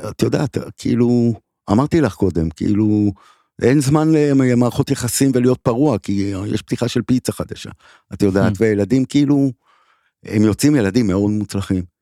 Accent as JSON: {"language": "Hebrew", "town": "Givatayim", "region": "Tel Aviv District", "country": "Israel", "tie": "born or raised there", "lives_now": "Tel Aviv, Israel", "said": "אני גדלתי בגבעתיים ממש קרוב."}